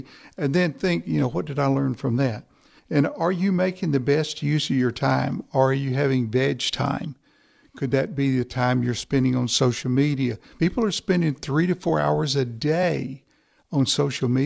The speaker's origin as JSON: {"language": "English", "region": "East Texas", "country": "United States", "said": "I'm from East Texas. We're a little slower there."}